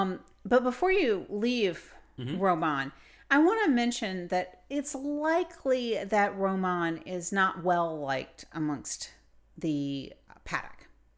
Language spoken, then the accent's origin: English; United States; But I'm an American. I'm a girl.